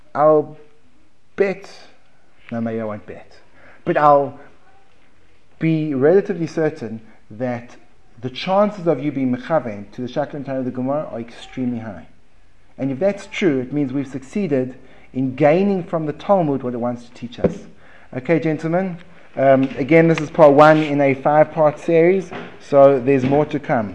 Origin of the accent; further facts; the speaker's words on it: United States; accent: American; my American accent